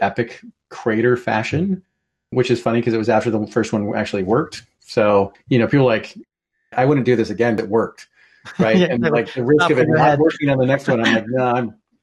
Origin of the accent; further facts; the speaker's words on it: Portland, Oregon, United States; moved away as an adult; now in Seattle, United States; I grew up in Portland and then moved here to go to college and never went back